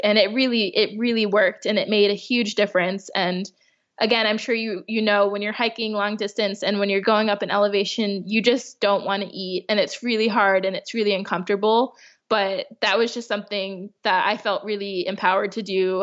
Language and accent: English; Chicago, Illinois, United States; moved away as an adult; now in California, United States; being from the Midwest. I'm from Chicago.